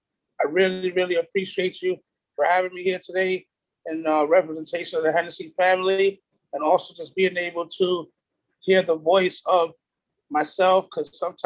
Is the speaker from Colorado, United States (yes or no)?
no; New York City, New York, United States; I'm a normal kid. You know, I look at myself like that from New York City.